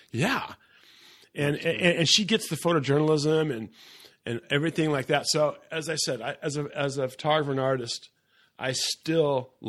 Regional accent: Encinitas, California, United States; I go, I'm from Encinitas.

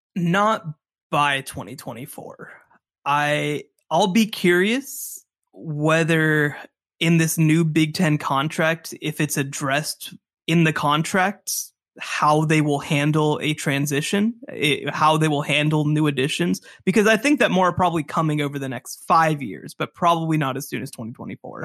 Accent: Dallas, Texas, United States; I grew up in Dallas

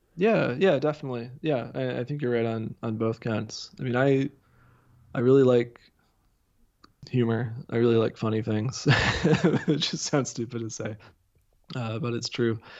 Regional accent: near Dayton, southwest Ohio, United States; moved away as an adult; now in Massachusetts, United States; I'm originally from the Midwest. I grew up in Ohio.

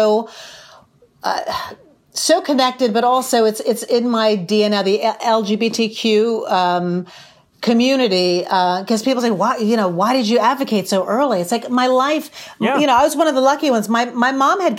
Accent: New York, United States; growing up in New York and having drag be part of the New York lifestyle since I've grown up.

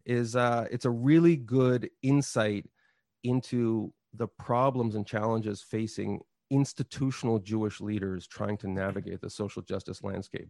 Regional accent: Montreal, Quebec, Canada; moved away; I grew up in Quebec and never learned French properly

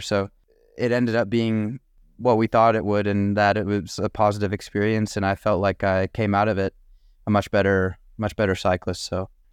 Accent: Tucson, Arizona, United States; I'm from Tucson

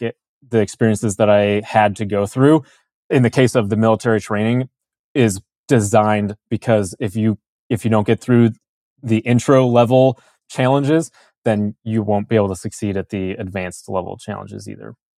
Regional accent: Chicago, Illinois, United States; I was born in Chicago area, Illinois, in the suburbs of Chicago.

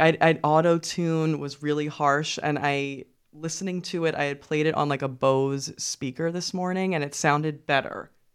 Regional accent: New York, United States; I'm from Brooklyn

